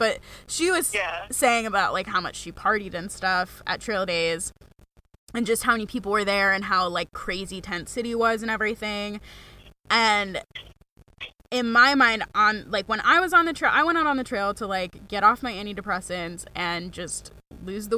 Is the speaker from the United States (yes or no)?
yes; Mount Washington Valley, New Hampshire, United States; also born or lived in Maine; I'm from Mount Washington Valley